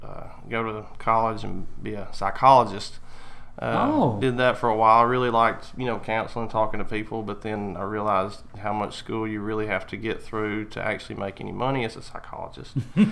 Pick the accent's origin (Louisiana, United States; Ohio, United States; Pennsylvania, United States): Louisiana, United States; also born or lived in Monroe / Baton Rouge / Pineville; Well, see, that's where my family's from. I was born in Monroe, Louisiana. And then we moved around. We lived like Baton Rouge, Pineville, all over the state, kind of.